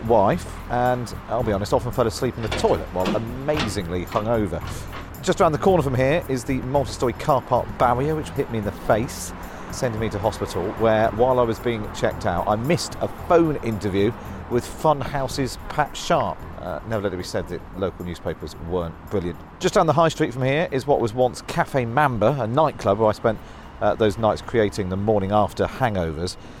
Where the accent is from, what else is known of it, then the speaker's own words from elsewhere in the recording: Taunton, South West England, United Kingdom; moved away as an adult; Taunton is where I was born and grew up